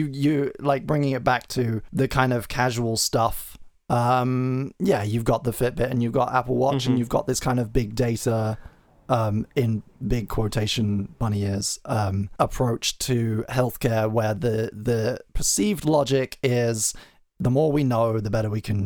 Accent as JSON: {"language": "English", "country": "United Kingdom", "said": "as a British citizen"}